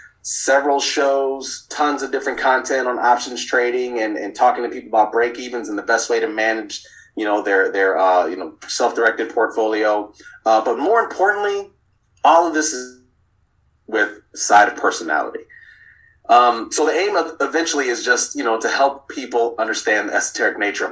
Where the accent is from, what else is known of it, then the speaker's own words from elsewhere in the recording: Miami, Florida, United States; I moved around a good bit as a kid. So I grew up in Miami, and that's kind of where the roots started